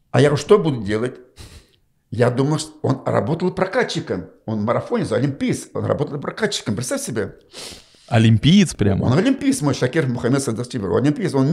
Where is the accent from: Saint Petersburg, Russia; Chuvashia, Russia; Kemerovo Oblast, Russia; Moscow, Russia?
Chuvashia, Russia; Я говорю, нет, я говорю, чуваш.